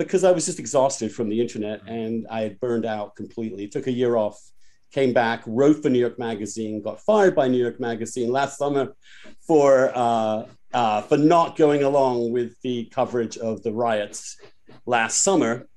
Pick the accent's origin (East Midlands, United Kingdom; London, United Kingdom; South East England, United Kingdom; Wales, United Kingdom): South East England, United Kingdom; East Grinstead; moved away as an adult; also born or lived in Oxford; now in United States; I am from East Grinstead